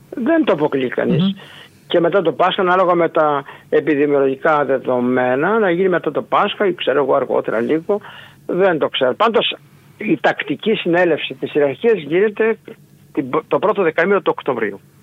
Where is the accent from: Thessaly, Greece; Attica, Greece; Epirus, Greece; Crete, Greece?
Epirus, Greece; Ioannina; also born or lived in Agrinio / Aetolia-Acarnania; now in Nafpaktos, Greece; ήμουν τέσσερα χρόνια μαθητή στο γυμνάσιο στο Αγρίνιο κατάγομαι από τα Γιάννη